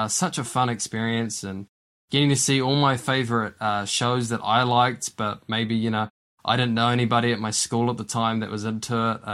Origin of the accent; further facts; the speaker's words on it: Wellington, New Zealand; moved away as an adult; now in Invercargill, New Zealand; I'm from the Wellington area, but as some of you listeners may have known, I've been in Invercargill for the past 3 years, but before that I was in Wellington for a long time